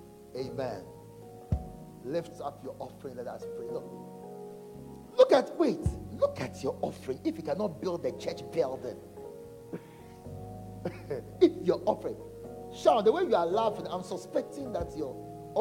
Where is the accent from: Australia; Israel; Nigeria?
Nigeria; I'm a Nigerian